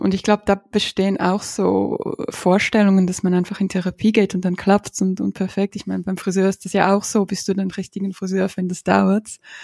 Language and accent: German; Ukraine; moved away; ich bin aus der Ukraine. Meine Großmutter ist in Odessa